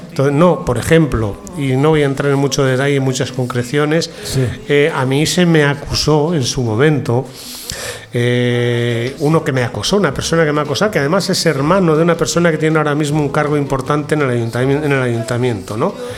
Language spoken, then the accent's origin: Spanish; León, Castile and León, Spain; moved away; also born or lived in Vienna; soy de León, tengo mi casa ahí, la que dejaron mis padres